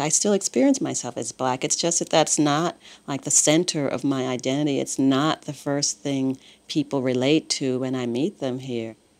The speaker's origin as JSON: {"language": "English", "town": "New York City", "region": "New York", "country": "United States", "accent": "American", "moved": "as an adult", "lives_now": "Paris, France", "said": "I had Brooklyn, but I never felt like I had a country"}